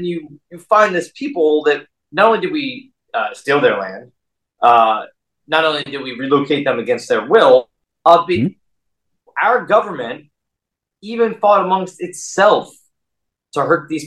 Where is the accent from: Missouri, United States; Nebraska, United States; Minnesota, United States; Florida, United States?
Florida, United States; South; we were raised in South Florida